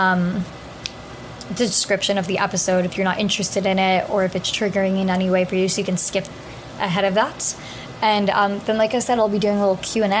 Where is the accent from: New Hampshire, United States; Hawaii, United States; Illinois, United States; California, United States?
New Hampshire, United States; moved away as an adult; now in New York, United States; I go to law school in New York as well, but I am from New Hampshire